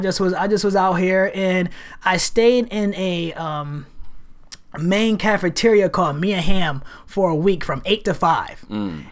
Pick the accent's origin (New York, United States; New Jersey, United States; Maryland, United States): New York, United States; Rochester; moved away as an adult; now in Portland, United States; I am from Rochester, New York